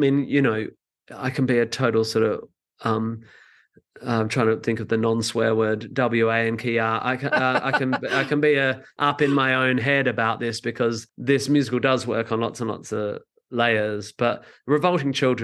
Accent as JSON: {"language": "English", "country": "Australia", "said": "I'm from Australia"}